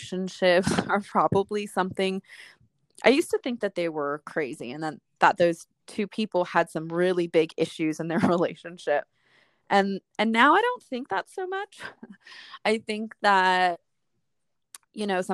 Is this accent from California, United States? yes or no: yes; Southern California, United States; I'm from Southern California